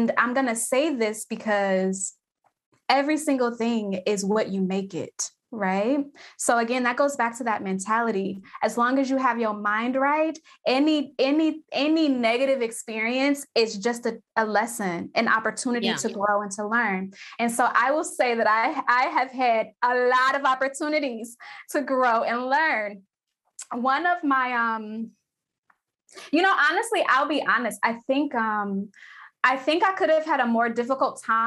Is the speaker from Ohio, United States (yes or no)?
yes; Cleveland, Ohio, United States; I'm from Cleveland, Ohio. We have Cleveland Clinic here.